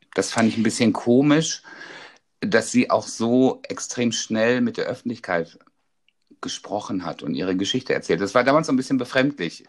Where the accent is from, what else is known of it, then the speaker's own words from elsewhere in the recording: North Rhine-Westphalia, Germany; also born or lived in Dortmund; bei uns in NRW